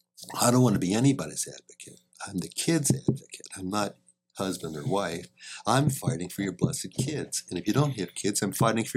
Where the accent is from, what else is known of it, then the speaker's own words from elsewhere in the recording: St. Petersburg, Florida, United States; I'm a northerner. Even though I grew up partly in St. Petersburg, Florida.